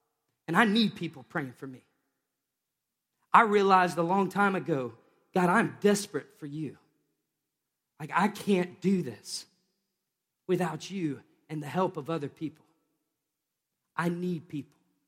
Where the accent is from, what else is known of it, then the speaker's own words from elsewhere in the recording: the South, United States; I grew up watching Christians, just be honest, I grew up in the Bible Belt.